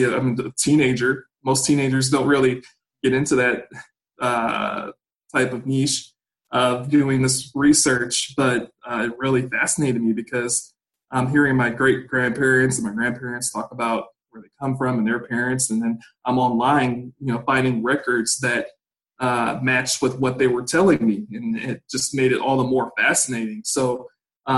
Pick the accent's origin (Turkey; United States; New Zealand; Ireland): United States; Gary, Indiana; originally I'm from Gary, Indiana